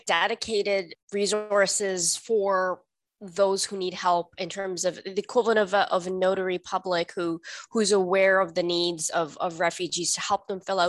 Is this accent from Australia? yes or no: no; Canada; English is a second language; also born or lived in India; Canadian. My family, we came to Canada in the late 80s, early 90s as what was then called landed immigrant. We came from India, where we had been living as refugees